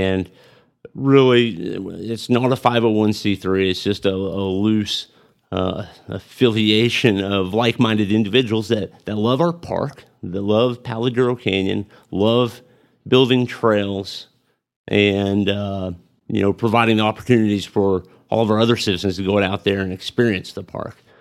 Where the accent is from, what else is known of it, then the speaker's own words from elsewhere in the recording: Amarillo, Texas, United States; also born or lived in Pampa, Texas / Tulsa, Oklahoma; I was born in Amarillo, and I've spent most of my life in Amarillo. I spent, uh, a few years in Pampa. I went to middle school and high school in Pampa